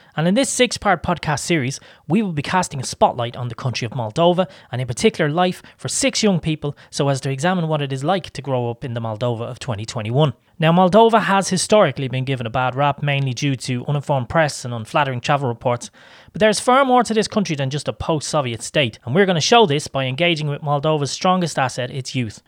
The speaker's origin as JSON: {"language": "English", "country": "Ireland", "said": "I come from Ireland"}